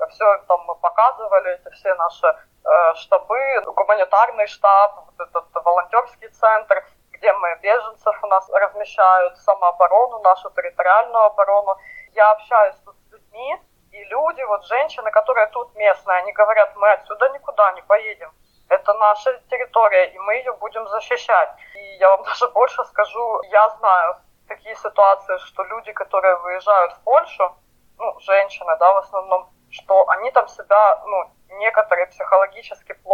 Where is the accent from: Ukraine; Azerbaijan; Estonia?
Ukraine; Luhansk, Luhansk Oblast; moved away as an adult; я сама из Луганска. Я выехала оттуда в 2014 году, когда началась война. И я никуда больше отсюда не собираюсь уезжать.